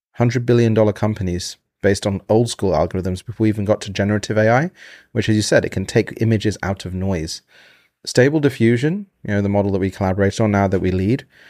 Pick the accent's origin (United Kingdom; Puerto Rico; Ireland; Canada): United Kingdom; now in United States; being in America, I'm from Britain